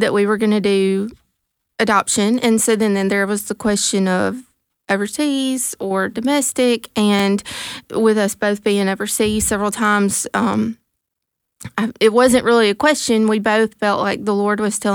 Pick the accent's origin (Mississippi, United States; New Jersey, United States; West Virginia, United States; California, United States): Mississippi, United States; Mantachie; moved away; we moved back to my hometown, to Mantachie